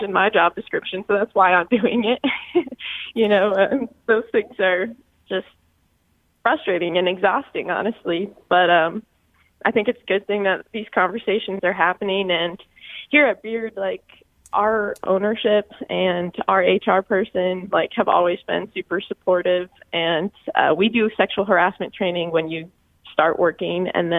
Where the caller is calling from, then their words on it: Groton, Connecticut, United States; Yeah, I'm calling from Groton.